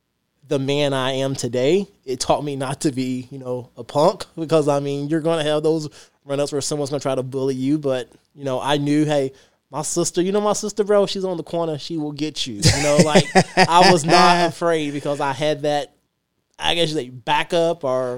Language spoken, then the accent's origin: English; Louisville, Kentucky, United States; I grew up in the West End and I was proud. I mean, I loved my hood because it was, you know, It was like our little town.